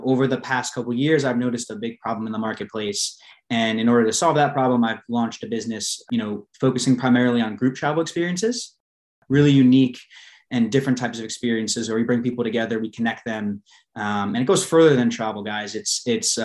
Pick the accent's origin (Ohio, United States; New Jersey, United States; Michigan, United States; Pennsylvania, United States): New Jersey, United States; moved away; also born or lived in New York City; I'm actually originally from New Jersey, in the Northeast.